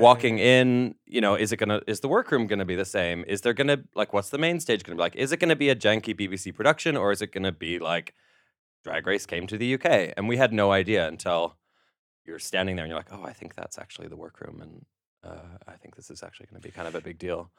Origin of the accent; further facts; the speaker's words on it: Canada; now in United Kingdom; As a Canadian living in Britain working in America